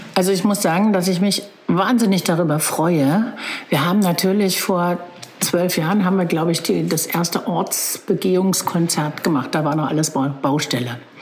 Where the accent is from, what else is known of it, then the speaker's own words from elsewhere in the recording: Magdeburg, Saxony-Anhalt, Germany; moved away as an adult; also born or lived in Berlin; now in Bad Belzig, Germany; Ich bin in Magdeburg geboren und dann nach dem Abitur nach Berlin gegangen